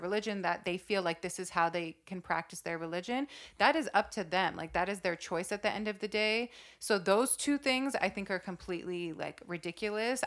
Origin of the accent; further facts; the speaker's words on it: Saudi Arabia; I grew up in Saudi Arabia, which is one of the strictest Muslim countries